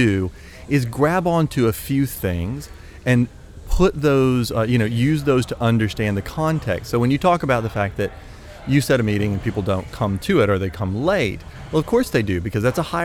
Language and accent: English; United States; accent: American; also born or lived in Shenzhen, China; I'm an American, as you can hear from my accent